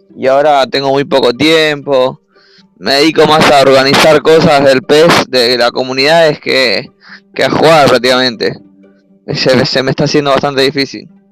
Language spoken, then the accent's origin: Spanish; Buenos Aires, Argentina; De Argentina, de Buenos Aires, la capital.